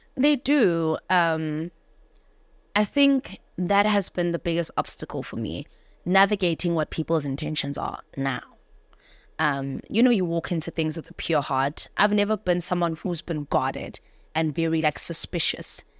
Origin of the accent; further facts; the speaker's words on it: Johannesburg, Gauteng, South Africa; I grew up in Joburg